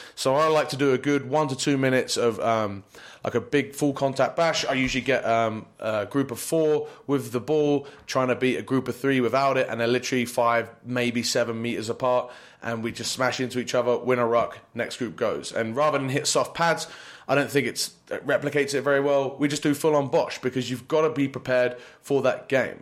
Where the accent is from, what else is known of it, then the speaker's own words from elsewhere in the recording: United Kingdom; also born or lived in Poland; now in United States; being a British guy